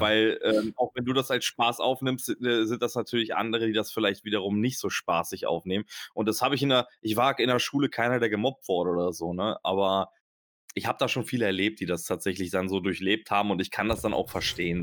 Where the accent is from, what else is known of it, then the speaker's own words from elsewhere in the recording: Germany; first language German; Ich bin ähm, halber Österreicher, halber Türke und geboren in Deutschland und ähm, beherrsche eigentlich nur die deutsche Sprache.